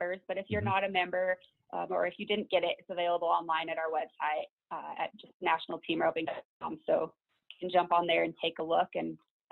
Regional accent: Elizabeth, Colorado, United States; I grew up in Elizabeth. I've been here, lived in this town since I was about 8 years old

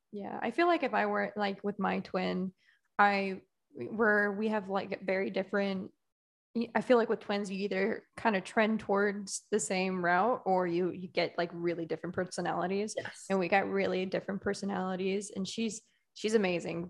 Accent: Connecticut, United States; I'm from Connecticut, which is that whole New England yeah. vibe.

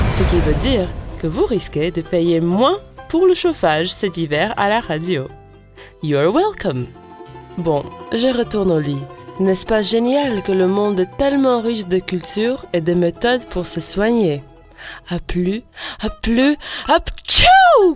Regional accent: Latvia; French is a second language; now in France; de mon pays natal, la Lettonie

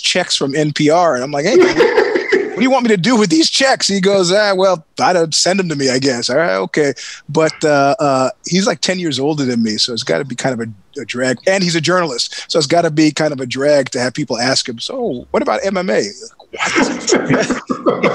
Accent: New York, United States; moved away as an adult; also born or lived in Stanford, California; as a New Yorker

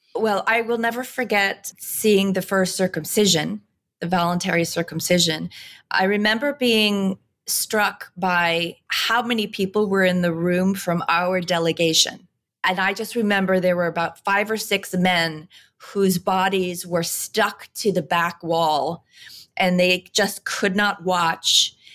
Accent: New York, United States; I'm a mother and I'm a New Yorker

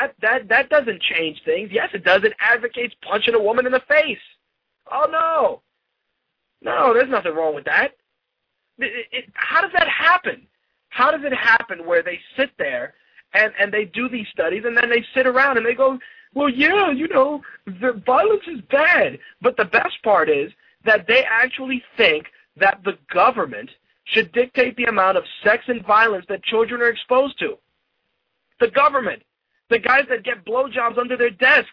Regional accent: New York City, New York, United States; I grew up in the Bronx during the 80s when crack was prevalent

